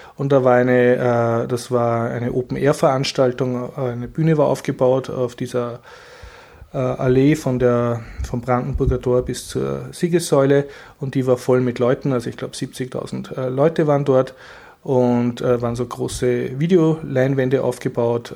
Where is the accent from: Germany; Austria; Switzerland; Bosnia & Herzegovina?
Austria; als Österreicher